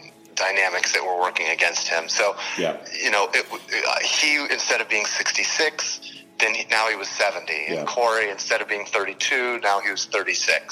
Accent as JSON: {"language": "English", "region": "New Jersey", "country": "United States", "tie": "born or raised there", "said": "I grew up in New Jersey"}